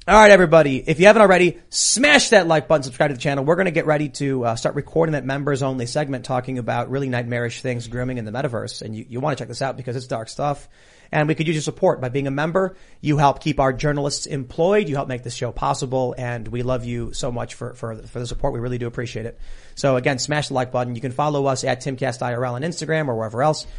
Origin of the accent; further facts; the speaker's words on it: Chicago, Illinois, United States; I'm being from Chicago